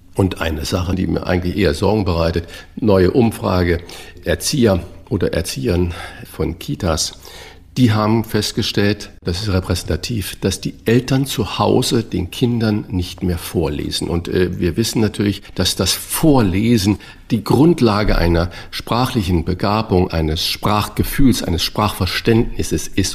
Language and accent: German; Saarland, Germany; ich bin ja auch gebürtiger Saarländer